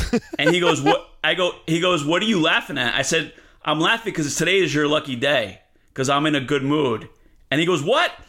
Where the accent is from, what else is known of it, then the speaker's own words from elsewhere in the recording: Elizabeth, New Jersey, United States; moved away as an adult; now in East Harlem, New York City, United States; I'm from Elizabeth, New Jersey, which is a really rough place